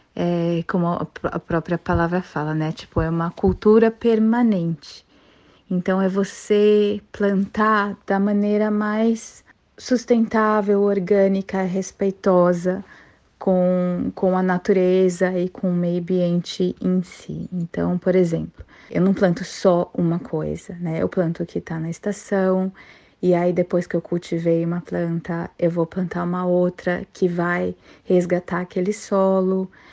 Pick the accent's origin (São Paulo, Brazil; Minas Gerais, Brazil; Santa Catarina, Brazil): São Paulo, Brazil; now in Mackay, Australia; eu, né, vim de São Paulo